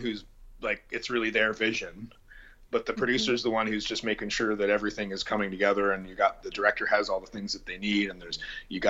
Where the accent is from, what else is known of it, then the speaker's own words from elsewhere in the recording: Niagara Falls, Ontario, Canada; moved away as an adult; now in London, Canada; growing up in Niagara Falls